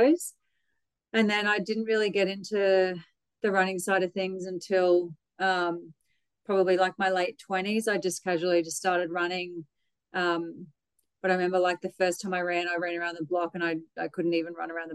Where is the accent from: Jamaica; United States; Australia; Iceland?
Australia; Brisbane, Queensland; I was born in Brisbane, grew up in Ferny Grove.